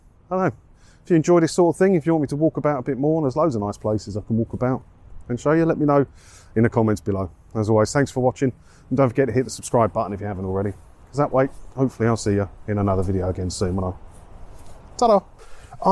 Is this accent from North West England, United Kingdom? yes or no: no; Maldon, East of England, United Kingdom; also born or lived in Clacton-on-Sea, Essex; I grew up, I was born in Clacton and then I moved to Maldon just over there.